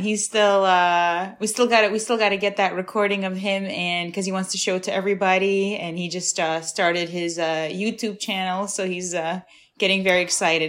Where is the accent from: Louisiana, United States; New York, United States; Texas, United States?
New York, United States; New York City; also born or lived in Ukraine; I've been in Brooklyn since I was 7